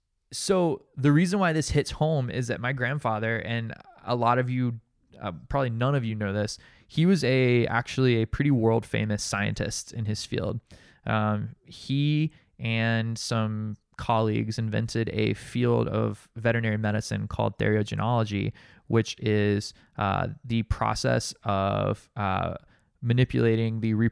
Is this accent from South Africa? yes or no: no; Massachusetts, United States; which is a condition known as being Massachusetts Irish trash, which is what we are.